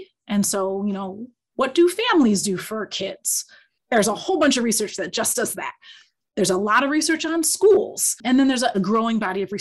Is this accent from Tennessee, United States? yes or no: no; Kalamazoo, Michigan, United States; moved away as an adult; also born or lived in Ann Arbor, Michigan / Ithaca, New York; now in Notre Dame, United States; I was born in Ann Arbor and grew up in Kalamazoo